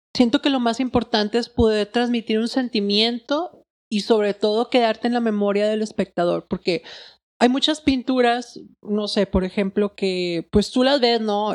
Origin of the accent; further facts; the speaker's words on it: Monterrey, Nuevo León, Mexico; soy artista de Monterrey